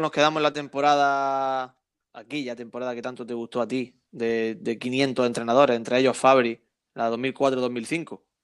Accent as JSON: {"language": "Spanish", "town": "Almería", "region": "Andalusia", "country": "Spain", "said": "yo soy muy, muy armeniancista, es muy, muy de mi tierra"}